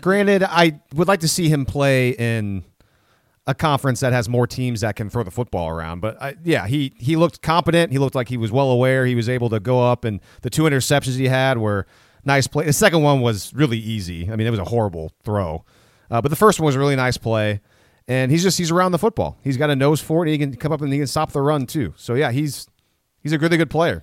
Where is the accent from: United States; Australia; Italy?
United States; Minnesota; moved away; we're from Minnesota